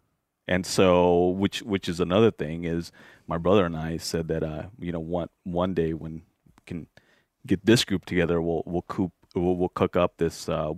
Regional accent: Minnesota, United States; So if and I grew up in the Twin Cities when we have our, cultural rituals, you typically go and you butcher a pig or a cow

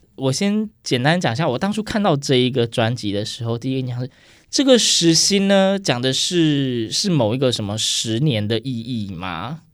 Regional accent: Yilan County, Taiwan; moved away; 因为我是宜兰人，但是我回家的时候，我其实常常也是跟长辈对话都是用台语

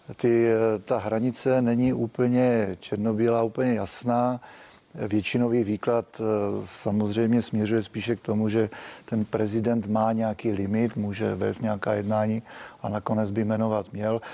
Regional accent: Czechia; My jako Češi

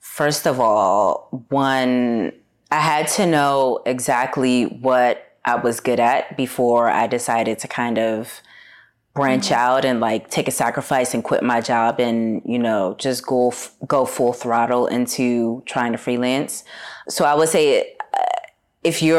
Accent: Washington, District of Columbia, United States; moved away as an adult; also born or lived in Harlem, New York / Los Angeles; now in New York, United States; originally I'm from Washington, D.C., moved to New York for the first time 10 years ago.

